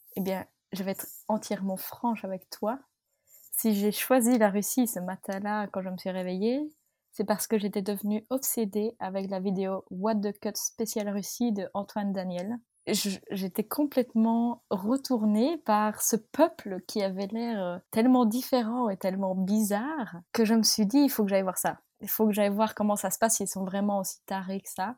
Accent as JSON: {"language": "French", "area": "north of the Arlon area", "region": "Wallonia", "country": "Belgium", "tie": "born or raised there", "said": "toute ma famille vient de ma région natale, c'est-à-dire le, le, nord de la région d'Arlon en Belgique. Donc euh, vraiment, on n'a pas bougé"}